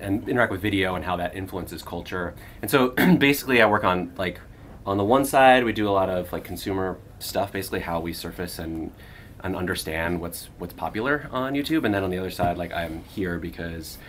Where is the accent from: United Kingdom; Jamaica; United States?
United States; Hollywood, Florida; moved away; I did grow up in north of Miami in South Florida